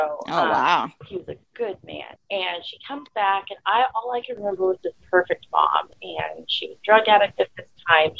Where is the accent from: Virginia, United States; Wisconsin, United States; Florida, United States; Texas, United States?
Texas, United States; I was 18 and from Texas